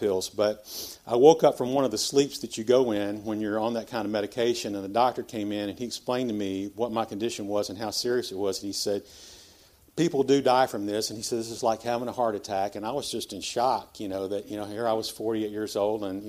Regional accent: Memphis, Tennessee, United States; I was born here in Memphis, Christian parents

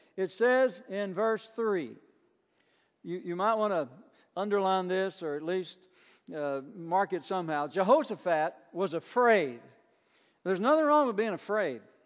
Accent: Burnside, Kentucky, United States; I grew up in Burnside, Kentucky, a little town south of Somerset

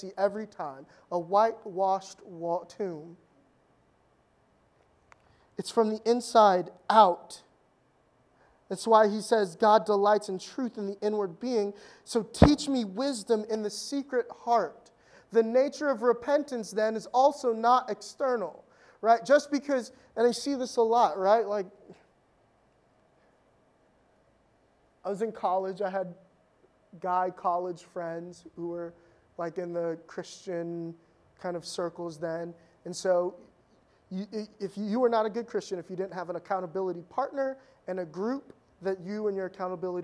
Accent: Fairfax County, Virginia, United States; I grew up in Fairfax County, Virginia, like, 20 years ago

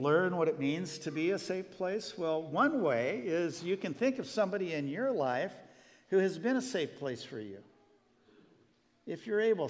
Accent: Glenwood, Iowa, United States; I grew up, by the way, I was born in Iowa. I was born in Glenwood, just south of Council Bluffs.

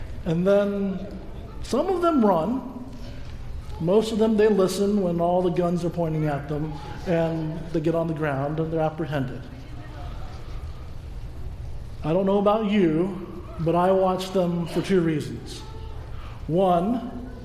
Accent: Georgia, United States; moved away; I was a young boy growing up in Georgia

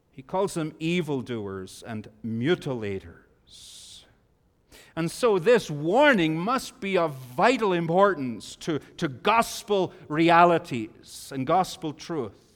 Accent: Bangor, Northern Ireland, United Kingdom; I grew up in Bangor, Northern Ireland

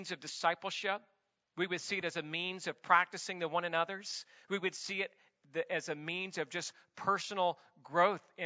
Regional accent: the South, United States; now in Santa Clarita, United States; I'm from the South

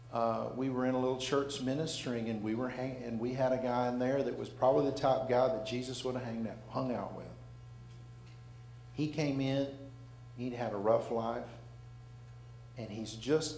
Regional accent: Alabama, United States; We're from Alabama

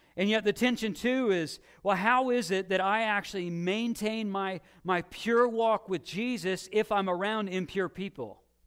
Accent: Illinois, United States; when I was a kid and growing up in Illinois

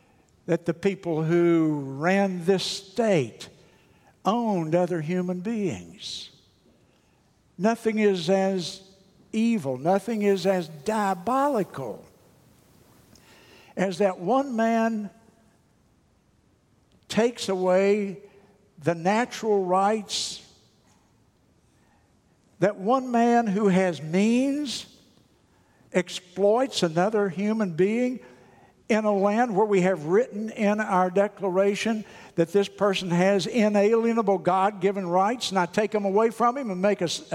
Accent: United States; I love my country. I love America.

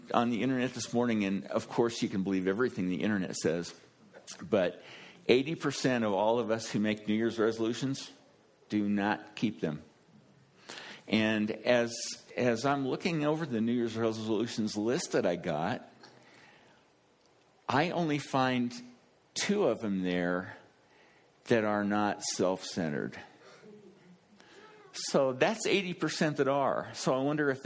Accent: Kansas, United States; I'm from Kansas

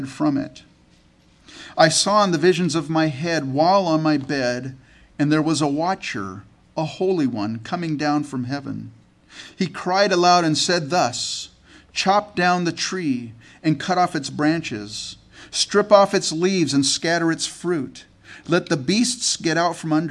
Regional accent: California, United States; also born or lived in Canada; I was born in Canada and grew up in California in the United States.

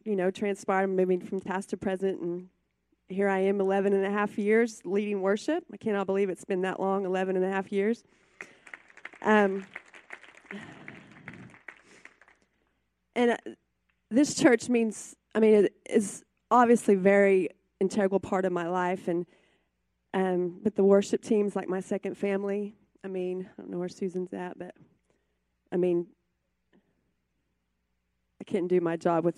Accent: Mutual, United States; I grew up in Mutual on a farm

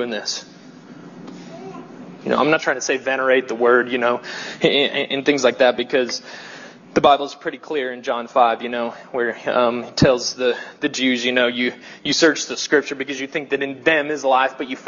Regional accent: the South, United States; accent: southern; my weird southern accent

